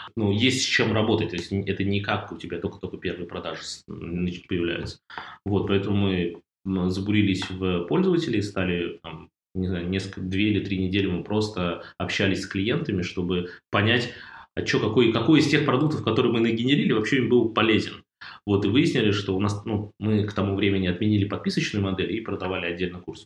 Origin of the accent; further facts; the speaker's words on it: Russia; мы из России